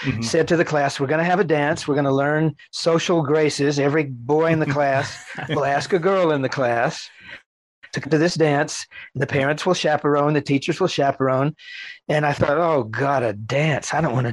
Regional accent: Texas, United States; growing up in Texas

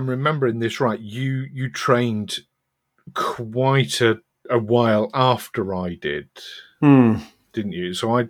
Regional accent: Yorkshire and the Humber, United Kingdom; accent: Yorkshire; So now I've got the softest of soft Yorkshire accents. I was never able to lose it completely. When I get drunk, it comes out.

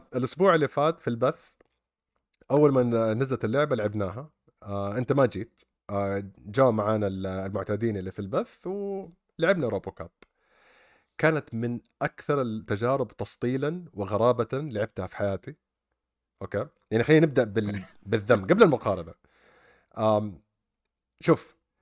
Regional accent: Saudi Arabia; عندنا في السعوديه

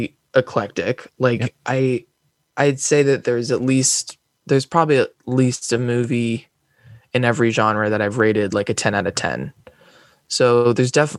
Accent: Palo Alto, California, United States; accent: American; I'm currently in Palo Alto. I grew up in Palo Alto

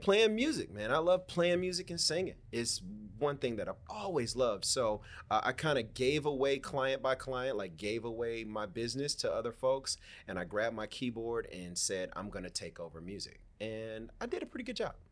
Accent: Miami, Florida, United States; I'm from Miami, Florida. Born and raised, man. Born and raised in the county of Dade

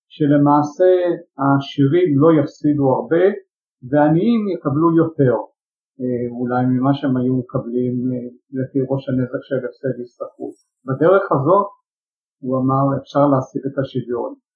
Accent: Jerusalem, Jerusalem District, Israel; שכמו בבתים ירושלמים רבים באותה תקופה גם אני נולדתי לתוך אה, משפחה שהפרוטה לא הייתה מצויה בטיסה, למעשה גדלתי בתוך אה, עוני

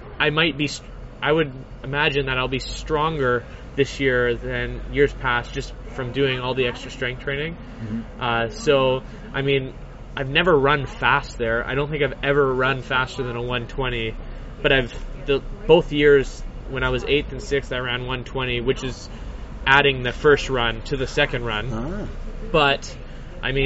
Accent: Surrey, British Columbia, Canada; I grew up in Surrey, in Wally, which is basically the ghetto of the Lower Mainland

